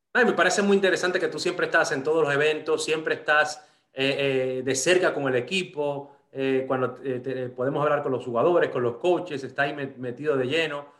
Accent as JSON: {"language": "Spanish", "country": "Dominican Republic", "tie": "born or raised there", "moved": "yes", "said": "me crié en República Dominicana"}